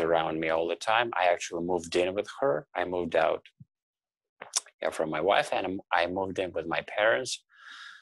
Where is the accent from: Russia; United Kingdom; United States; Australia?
Russia; now in Toronto, Canada; I now live in Toronto, Canada, but I'm originally from Russia